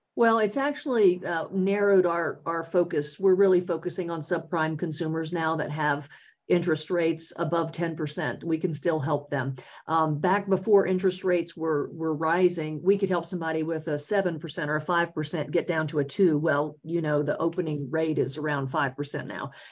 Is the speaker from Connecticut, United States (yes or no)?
no; Louisiana, United States; moved away as an adult; also born or lived in North Carolina; now in Colorado, United States; I spent 25 years in Louisiana um, starting out, and that's my home state.